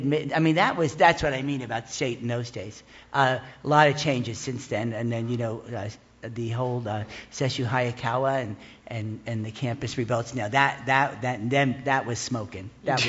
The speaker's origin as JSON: {"language": "English", "region": "New Jersey", "country": "United States", "tie": "born or raised there", "moved": "as an adult", "lives_now": "San Francisco, United States", "said": "I grew up in New Jersey, wanting to leave"}